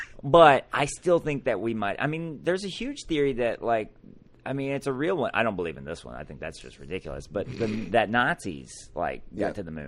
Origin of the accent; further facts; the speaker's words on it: Alabama, United States; I'm from Alabama and NASA.